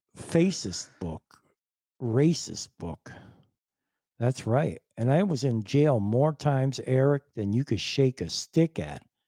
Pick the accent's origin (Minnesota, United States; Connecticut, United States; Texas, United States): Connecticut, United States; Greenwich; also born or lived in Hartford; I was born in Greenwich